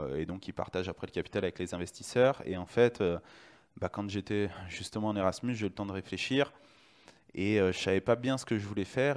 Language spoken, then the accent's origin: French; Lyon, Auvergne-Rhône-Alpes, France; je suis de Lyon, mais j'ai fait euh, mon IUT à Saint-Etienne